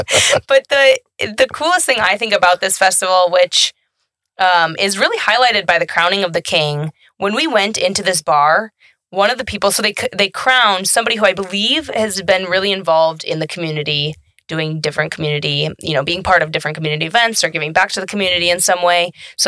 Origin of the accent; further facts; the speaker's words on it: McFarland, Wisconsin, United States; And I am from McFarland